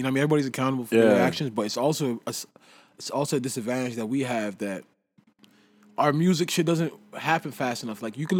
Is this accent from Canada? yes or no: yes; Canada; we're just from Canada.